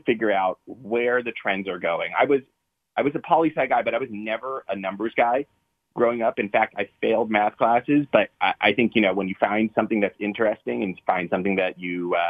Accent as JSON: {"language": "English", "area": "North Hills, Allegheny County", "region": "Pennsylvania", "country": "United States", "said": "I'm from the North Hills, Allegheny County"}